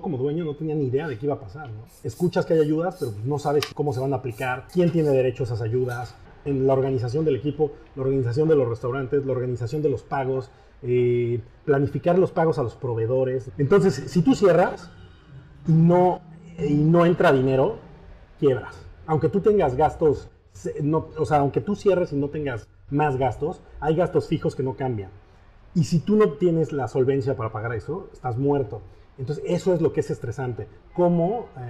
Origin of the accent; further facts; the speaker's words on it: Mexico; now in Paris, France; desde mi perspectiva como mexicano